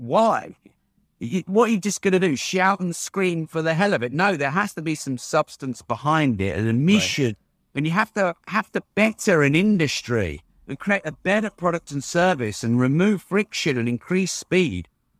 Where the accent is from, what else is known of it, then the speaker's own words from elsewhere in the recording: United Kingdom; Being a Brit, Jeff, it's difficult to sit here and blow my own trumpet.